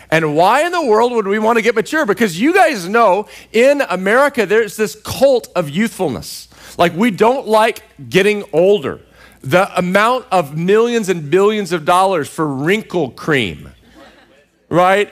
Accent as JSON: {"language": "English", "region": "Central Texas", "country": "United States", "tie": "born or raised there", "moved": "yes", "lives_now": "California, United States", "said": "I grew up in Central Texas"}